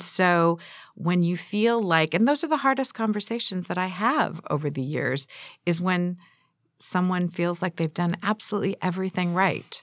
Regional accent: San Diego, California, United States; also born or lived in Glendale, California; now in Pasadena, United States; I grew up in San Diego

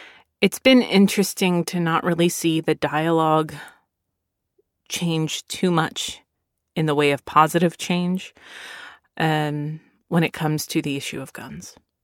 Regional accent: Philadelphia, Pennsylvania, United States; born there; now in Texas, United States; I was born in Philadelphia, and I, as a Navy brat, moved all over the place. But both my parents are from Texas.

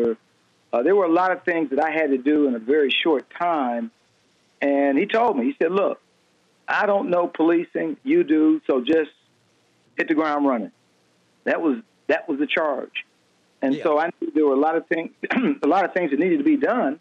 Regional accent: Detroit, Michigan, United States; moved away as an adult; even though I'm from Detroit, I started my policing career here in Detroit. I left at some point and stayed gone well over 34 years

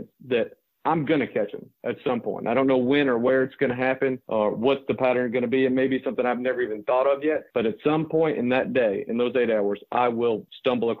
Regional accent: Santee Cooper, South Carolina, United States; I grew up on Santee Cooper

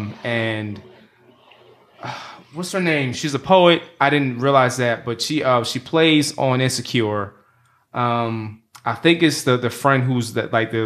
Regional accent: the South, United States; Slim and I are also from the South. Thank you. We're beneath the Mason-Dixon.

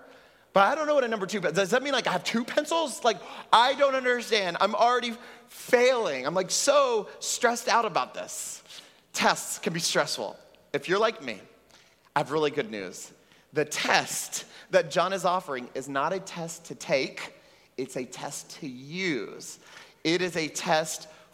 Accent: Texas, United States; now in Puerto Rico; I grew up in Texas

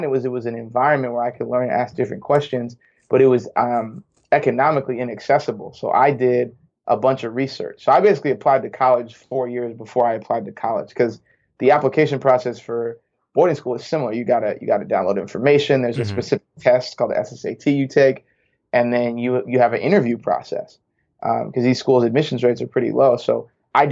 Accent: New Hampshire, United States; moved away as an adult; also born or lived in St. Louis / Bay Area; I am born and raised in New Hampshire

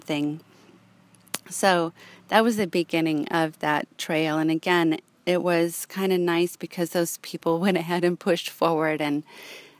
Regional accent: Los Angeles, California, United States; moved away; growing up in Los Angeles

